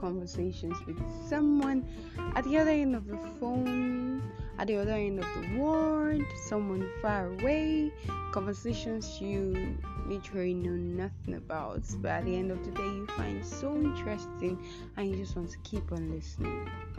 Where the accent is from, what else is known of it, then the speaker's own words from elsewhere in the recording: Nigeria; I'm from Nigeria and I am a student